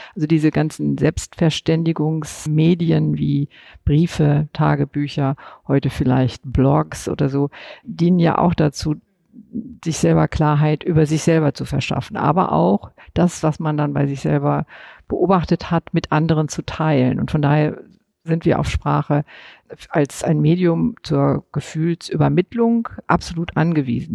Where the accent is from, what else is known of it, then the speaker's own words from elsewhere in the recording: West Germany, Germany; bin ich als Westdeutsche in meiner Sozialisation seit den 50er Jahren